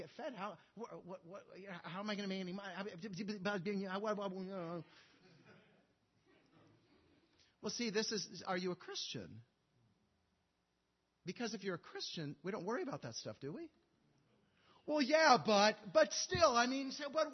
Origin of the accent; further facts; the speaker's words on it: Montana, United States; I'm from Montana